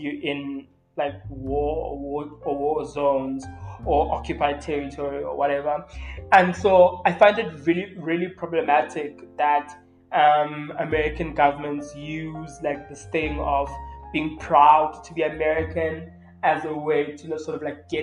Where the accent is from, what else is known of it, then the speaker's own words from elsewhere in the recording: South Africa; we literally in South Africa are living through a femicide